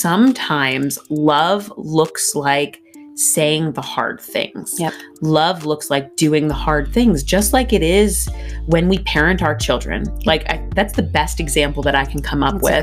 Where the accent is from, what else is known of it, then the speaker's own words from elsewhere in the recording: Pennsylvania, United States; I was raised in Pennsylvania